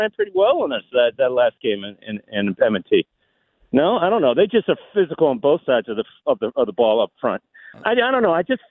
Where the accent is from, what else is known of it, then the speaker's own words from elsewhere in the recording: Baltimore, Maryland, United States; now in New Orleans, United States; I'm born and bred in Baltimore, but I haven't lived there in over 40 years.